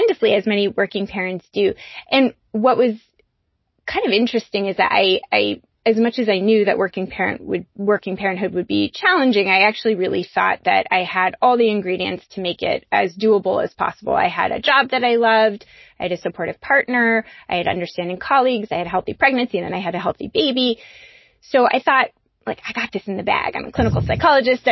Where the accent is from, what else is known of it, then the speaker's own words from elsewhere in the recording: California, United States; now in New England, United States; I grew up in California